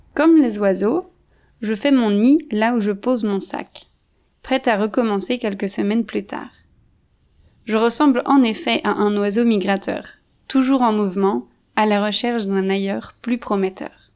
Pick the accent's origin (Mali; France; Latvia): France; moved away; Je suis française d'origine